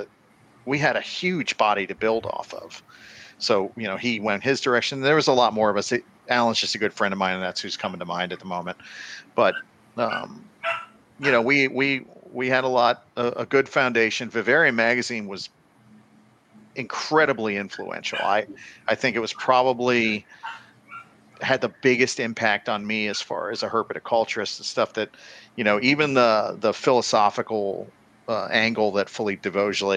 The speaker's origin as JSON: {"language": "English", "region": "Florida", "country": "United States", "tie": "born or raised there", "said": "I grew up in Florida"}